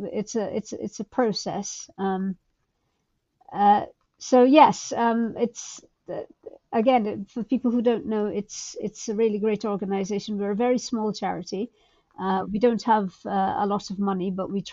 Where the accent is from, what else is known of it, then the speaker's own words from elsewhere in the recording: Guyana; moved away as an adult; also born or lived in Calcutta, India; now in United Kingdom; I grew up in Guyana in South America, which at the time was a low income country.